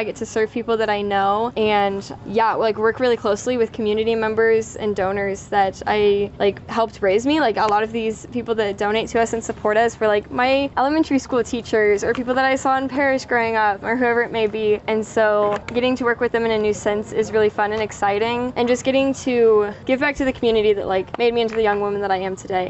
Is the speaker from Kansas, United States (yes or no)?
yes; Smith Center, Kansas, United States; I'm originally from Smith Center, Kansas